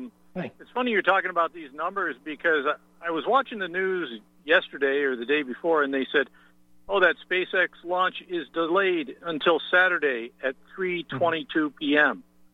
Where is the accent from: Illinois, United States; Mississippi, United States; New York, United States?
New York, United States; Since I'm from New York State